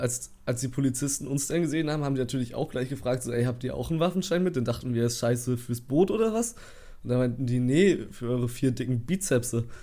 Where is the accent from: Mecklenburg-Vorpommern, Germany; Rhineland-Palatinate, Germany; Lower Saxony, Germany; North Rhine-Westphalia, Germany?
Mecklenburg-Vorpommern, Germany; Waren; wir kommen aus Waren, Müritz